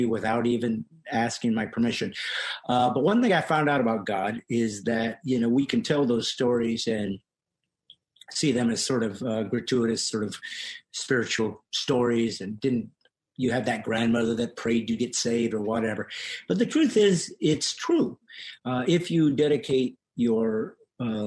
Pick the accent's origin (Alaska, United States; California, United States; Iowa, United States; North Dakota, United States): California, United States; also born or lived in Bremen, Indiana; we moved to California when I was young from Indiana, and at 9 years old in a Presbyterian church in Orange, California